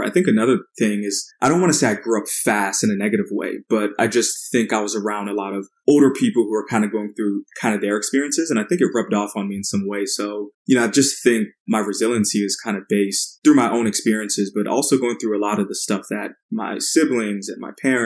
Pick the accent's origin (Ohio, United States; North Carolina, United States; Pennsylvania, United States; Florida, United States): Florida, United States; Port Charlotte; also born or lived in Paterson, New Jersey; So started off in Jersey and then grew up in Florida, a pretty small town. It's called Port Charlotte, nestled in between Tampa and Fort Myers